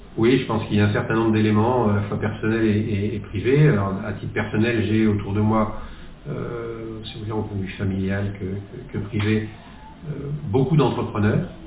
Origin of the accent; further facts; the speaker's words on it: the West, western France, France; also born or lived in Netherlands / Nantes; je suis revenu dans l'Ouest, qui est ma région d'origine